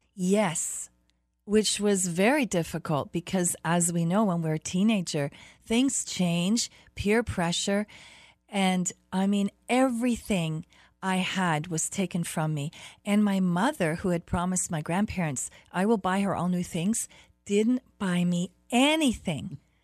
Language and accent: English; Berlin, Germany; moved away; also born or lived in Toronto, Canada; I grew up in Berlin, Germany. hmm that was after my mom had taken me there. I really was born in Toronto.